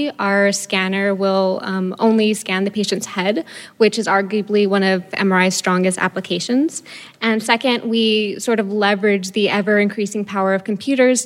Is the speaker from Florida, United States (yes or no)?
no; Boston, Massachusetts, United States; I'm from Boston